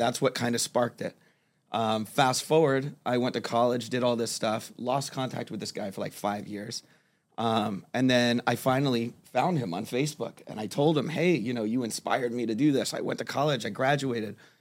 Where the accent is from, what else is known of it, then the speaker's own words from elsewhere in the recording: Fort Lauderdale, Florida, United States; also born or lived in Miami / Pittsburgh, Pennsylvania; now in Fort Myers, United States; I grew up in, uh, Fort Lauderdale, um, Broward County area. Uh, I was born in Miami, but that is where I spent most of my life